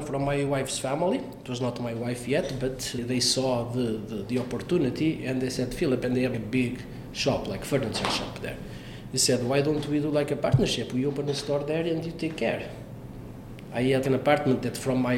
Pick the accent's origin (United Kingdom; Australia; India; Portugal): Portugal; Paços de Ferreira, Norte; English is a second language; moved away as an adult; now in Canada; I was from Passos de Ferreira